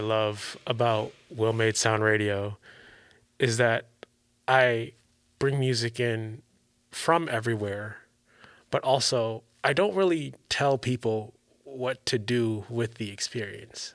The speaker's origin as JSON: {"language": "English", "region": "Maryland", "country": "United States", "moved": "yes", "lives_now": "California, United States", "said": "I'm from Maryland"}